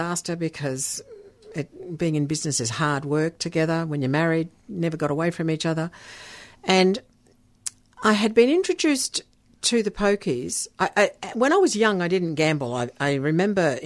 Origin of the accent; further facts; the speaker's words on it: Netherlands; moved away; my background is Dutch. I was born in Holland